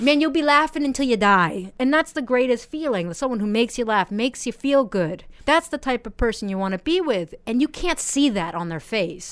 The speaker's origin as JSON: {"language": "English", "country": "United States", "moved": "yes", "lives_now": "Japan", "said": "I'm 28 years old and I'm from America"}